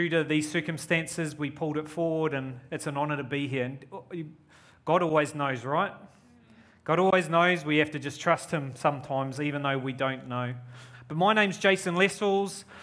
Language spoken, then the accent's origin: English; New Zealand; moved away as an adult; now in Australia; I'm a Kiwi. You could probably hear my accent. It's weird because when I'm here, I'm a Kiwi. When I go to New Zealand, oh, you're such an Aussie.